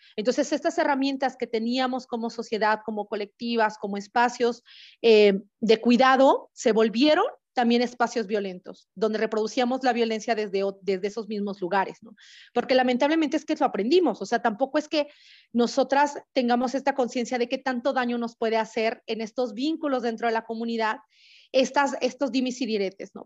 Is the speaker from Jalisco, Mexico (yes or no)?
no; Oaxaca, Mexico; moved away; zapoteca originaria de la ciudad de Oaxaca